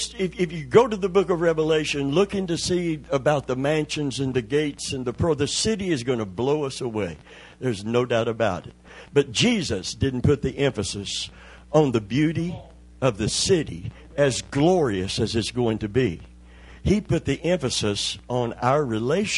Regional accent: Kentucky, United States; moved away; I'm from Kentucky.

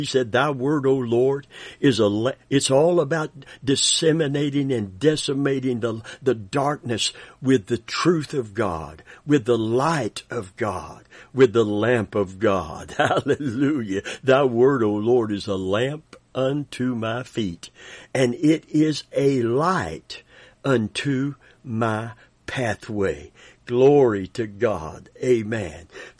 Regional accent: Grand Rapids, Michigan, United States; I was born and raised in Grand Rapids, Michigan. I have incredible parents and 7 brothers and sisters.

